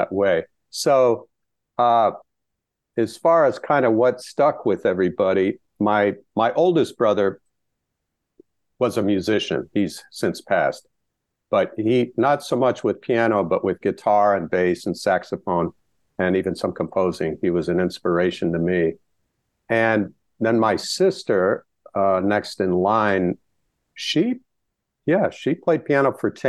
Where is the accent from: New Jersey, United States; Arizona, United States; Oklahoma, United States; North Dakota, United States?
North Dakota, United States; Dickinson; born or raised there